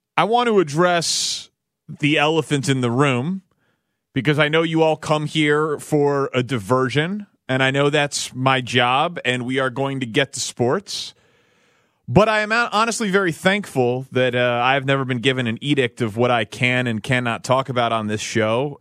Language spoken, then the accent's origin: English; Chicago, Illinois, United States; my hometown of Chicago